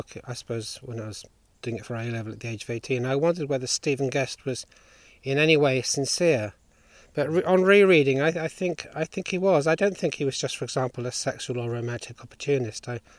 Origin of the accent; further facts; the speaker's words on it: East Anglia, East of England, United Kingdom; I come from East Anglia